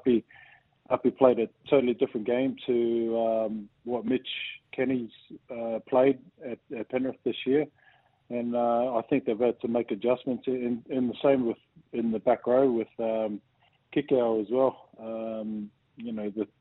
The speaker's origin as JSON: {"language": "English", "country": "New Zealand", "tie": "born or raised there", "said": "growing up in New Zealand"}